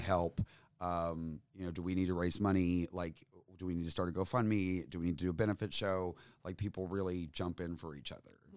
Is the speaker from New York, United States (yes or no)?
no; Tennessee, United States; being a Tennessean